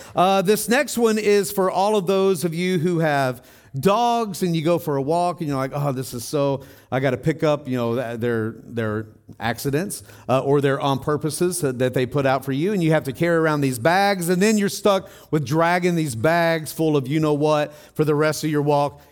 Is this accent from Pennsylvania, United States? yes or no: no; Tennessee, United States; when I was growing up in Tennessee, I was about ten years old